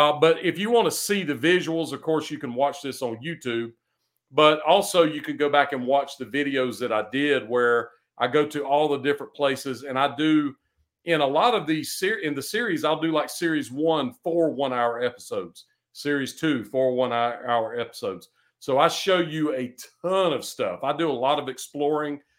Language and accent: English; United States; I'm an American